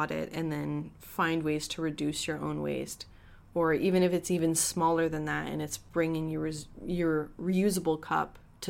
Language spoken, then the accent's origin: English; Edmonton, Alberta, Canada; So, like, I'm originally from Edmonton, right?